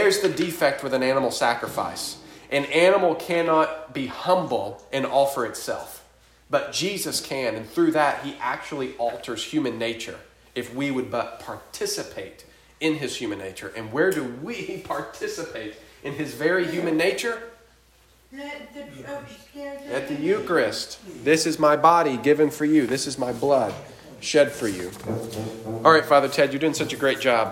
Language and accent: English; Chattanooga, Tennessee, United States; I grew up in Chattanooga, and Chickamauga Battlefield